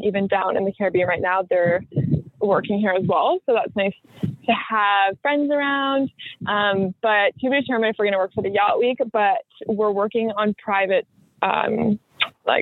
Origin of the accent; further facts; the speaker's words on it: Brantford, Ontario, Canada; my hometown in Brantford